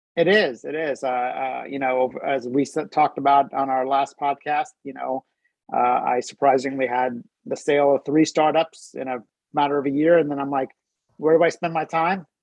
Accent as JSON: {"language": "English", "region": "New Jersey", "country": "United States", "tie": "born or raised there", "moved": "yes", "lives_now": "Cincinnati, United States", "said": "I grew up in New Jersey"}